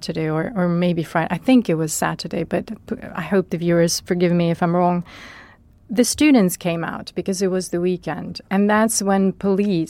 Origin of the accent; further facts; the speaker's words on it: Chernivtsi, Chernivtsi Oblast, Ukraine; my hometown in Chernivtsi